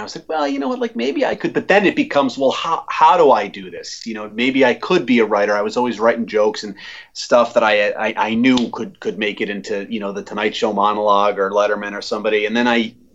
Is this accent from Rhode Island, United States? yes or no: yes; Warren, Rhode Island, United States; where I grew up in Warren.